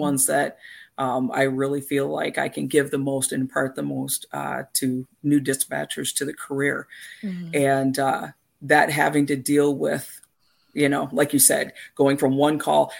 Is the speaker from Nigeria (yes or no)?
no; Canada; moved away as an adult; now in United States; I'm originally from Canada